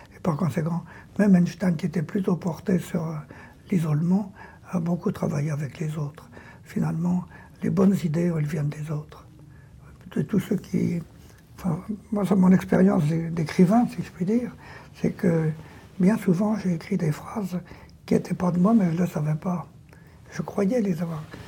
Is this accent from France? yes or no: yes; France; chez moi, en France